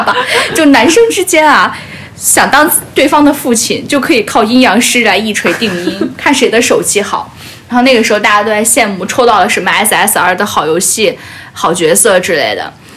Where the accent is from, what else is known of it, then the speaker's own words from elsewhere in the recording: Fujian, China; 我就是福建人